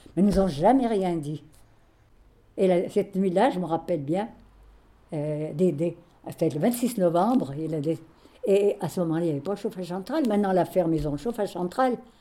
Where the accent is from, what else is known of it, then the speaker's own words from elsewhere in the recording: Champagnat, Ain, Auvergne-Rhône-Alpes, France; moved away as an adult; now in Lyon, France; je suis née à Champagnat-Belromay, dans l'Ain